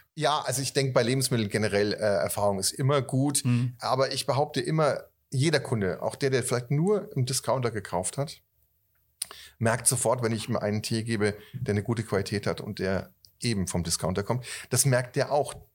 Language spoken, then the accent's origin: German; Northern Germany, Germany; moved away; also born or lived in Franconia; ich bin ja Norddeutscher